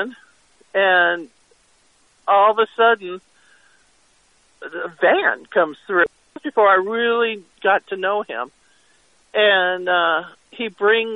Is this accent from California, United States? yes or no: yes; California, United States; moved away as an adult; now in Verde Valley, United States; I'm from California